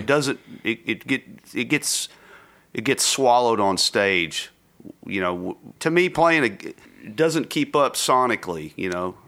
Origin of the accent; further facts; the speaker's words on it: United States; also born or lived in Texas / Mississippi; growing up in Texas and Mississippi